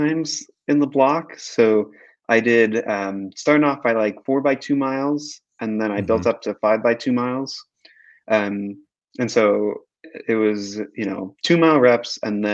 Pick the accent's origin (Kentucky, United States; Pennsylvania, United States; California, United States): California, United States; Bay Area; also born or lived in New Haven, Connecticut; now in Los Angeles, United States; the friends I grew up with in the Bay Area